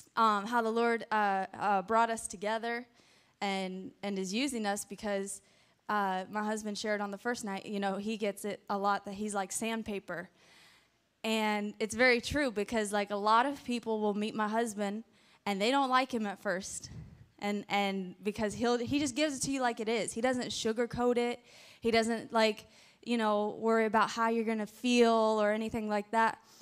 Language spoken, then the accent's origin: English; Pensacola, Florida, United States; I was born in Pensacola, Florida. So Escambia County, Santa Rosa County in that area.